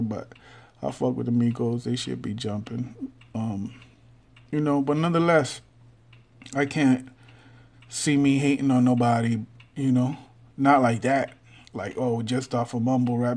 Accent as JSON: {"language": "English", "region": "Texas", "country": "United States", "said": "I'm from Texas"}